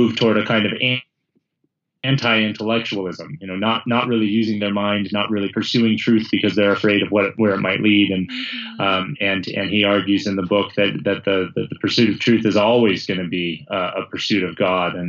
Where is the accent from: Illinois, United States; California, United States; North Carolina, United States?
California, United States; I went through a public school system growing up in California